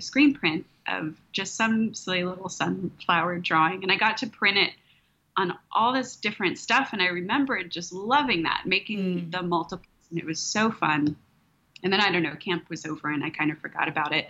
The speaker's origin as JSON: {"language": "English", "area": "outside Austin", "region": "Texas Hill Country", "country": "United States", "tie": "born or raised there", "said": "I grew up in the hill country here, out just outside of Austin"}